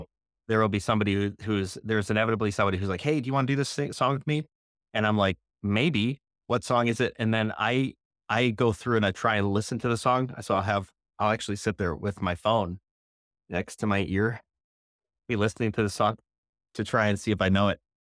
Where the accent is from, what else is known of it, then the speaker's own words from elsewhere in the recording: outside Chicago, Illinois, United States; Outside of Chicago by about sixty or seventy miles west